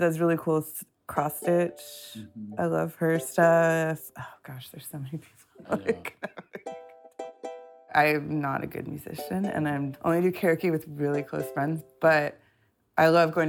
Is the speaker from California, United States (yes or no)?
yes; Long Beach, California, United States; also born or lived in Los Angeles; I grew up in Long Beach, and I've been in LA proper for 15 years